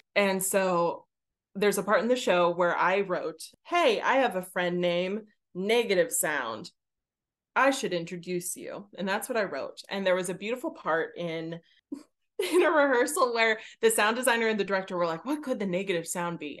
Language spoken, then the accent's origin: English; Pittsburgh, Pennsylvania, United States; I am from Pittsburgh